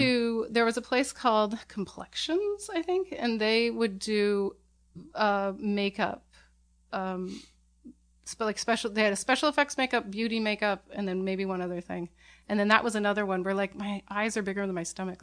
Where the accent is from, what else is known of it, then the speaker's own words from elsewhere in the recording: Portland, Oregon, United States; also born or lived in San Francisco, United States; I grew up in Portland